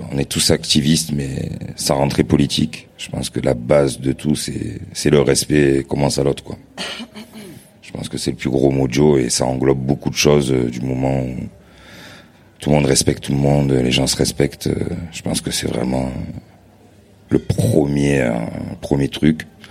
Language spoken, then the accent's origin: French; Marseille, Provence-Alpes-Côte d'Azur, France; en tant que Marseillais